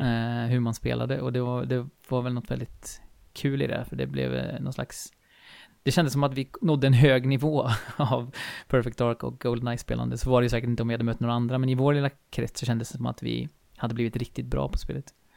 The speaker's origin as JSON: {"language": "Swedish", "area": "Skaraborg plain", "region": "Västra Götaland", "country": "Sweden", "tie": "born or raised there", "said": "jag är uppväxt här i, på Slätta i Skaraborg eh, och bor ju här nu igen i Falköping."}